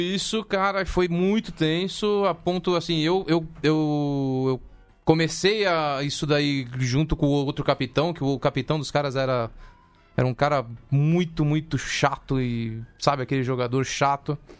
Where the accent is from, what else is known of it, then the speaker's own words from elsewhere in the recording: Brazil; also born or lived in Tucumán, Argentina; vim pro Brasil com 4 anos